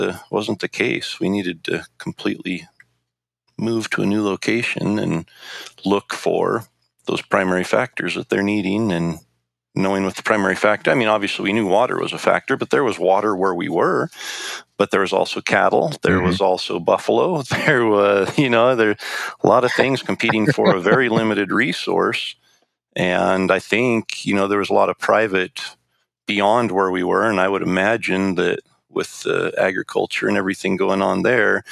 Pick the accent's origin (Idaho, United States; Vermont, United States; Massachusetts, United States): Idaho, United States; me growing up in Idaho